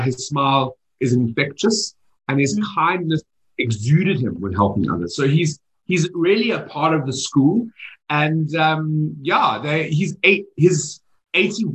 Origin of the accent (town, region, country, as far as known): Johannesburg, Gauteng, South Africa